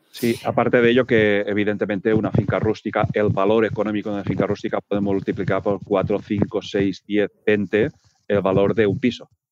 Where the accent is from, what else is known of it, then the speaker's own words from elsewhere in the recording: Peralada, Catalonia, Spain; mi pueblo, en Peralada